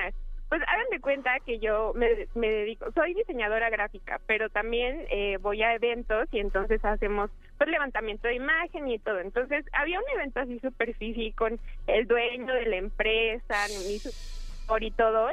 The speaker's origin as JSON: {"language": "Spanish", "region": "Mexico City", "country": "Mexico", "said": "soy de la Ciudad de México."}